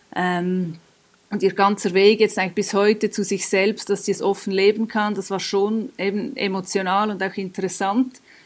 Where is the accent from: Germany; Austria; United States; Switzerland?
Switzerland; wir in der Schweiz